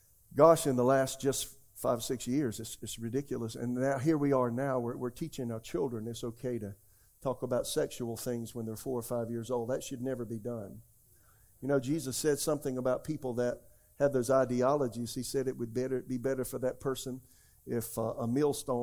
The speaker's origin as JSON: {"language": "English", "region": "South Carolina", "country": "United States", "tie": "born or raised there", "moved": "yes", "lives_now": "Raleigh, United States", "said": "I was born in America, raised in America. I'm just a good old southern boy from South Carolina."}